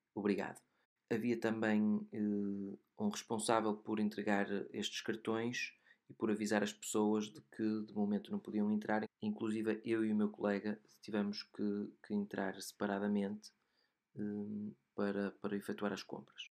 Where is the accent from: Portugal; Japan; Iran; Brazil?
Portugal; moved away; meu país de origem, Portugal